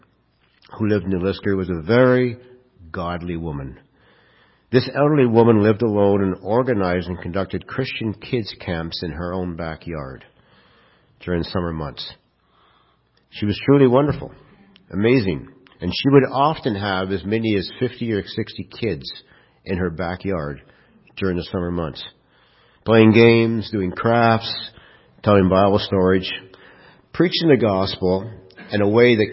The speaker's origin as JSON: {"language": "English", "town": "Kirkland Lake", "region": "Ontario", "country": "Canada", "tie": "born or raised there", "said": "I was raised in Kirkland Lake"}